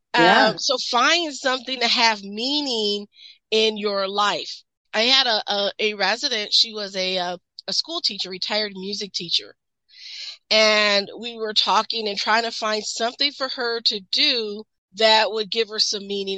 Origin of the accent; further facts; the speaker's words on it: Midwest, United States; I'm from the Midwest, so we are very mm-hmm. big, um, industrial belt